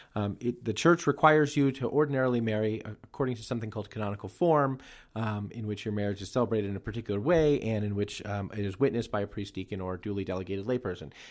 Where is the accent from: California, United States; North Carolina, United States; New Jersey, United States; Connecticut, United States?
New Jersey, United States; my home state of New Jersey